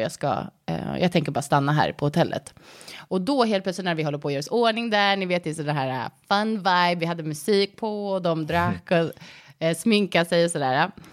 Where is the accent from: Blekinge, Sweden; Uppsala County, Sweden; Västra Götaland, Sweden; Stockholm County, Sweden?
Stockholm County, Sweden; Stockholm; also born or lived in United States; jag kommer från Stockholm. Jag är uppvuxen här